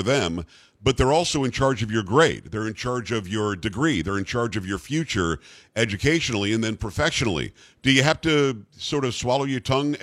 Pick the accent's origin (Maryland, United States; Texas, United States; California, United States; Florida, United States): Florida, United States; South; I grew up in South Florida.